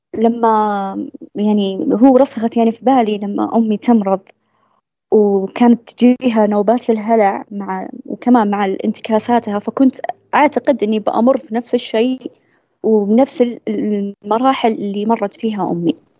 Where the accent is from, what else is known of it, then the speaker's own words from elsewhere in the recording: southern Saudi Arabia, Saudi Arabia; عندنا بالجنوب